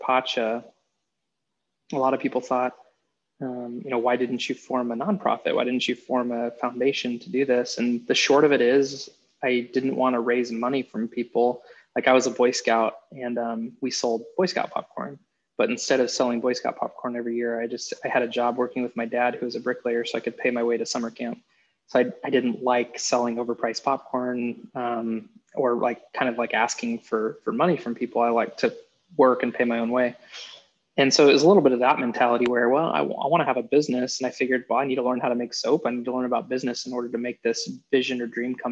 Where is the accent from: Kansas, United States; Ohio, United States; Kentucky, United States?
Kansas, United States; moved away; also born or lived in Nebraska; I'm from Kansas originally